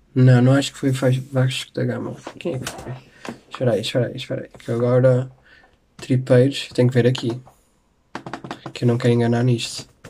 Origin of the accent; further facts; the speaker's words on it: Porto, Norte, Portugal; eu sou um tripeiro, porque eu sou do Porto